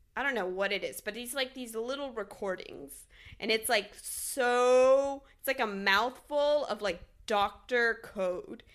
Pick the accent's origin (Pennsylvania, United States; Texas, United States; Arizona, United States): Texas, United States; now in Talent, Oregon, United States; I was born in Texas, so my family is still in Texas